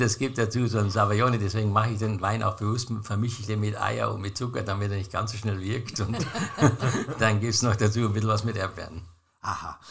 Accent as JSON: {"language": "German", "country": "Austria", "said": "bei uns in Österreich"}